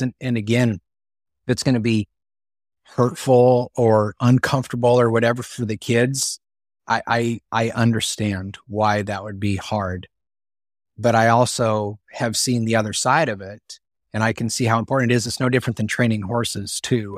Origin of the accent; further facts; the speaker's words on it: Northeast Colorado, United States; I grew up in Northeast Colorado